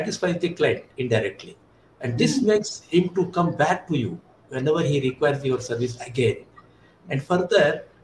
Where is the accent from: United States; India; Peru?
India